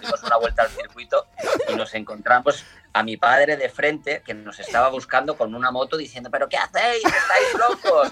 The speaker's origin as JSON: {"language": "Spanish", "country": "Spain", "accent": "Spanish", "moved": "yes", "lives_now": "Italy", "said": "mi acento español aquí en, Italia"}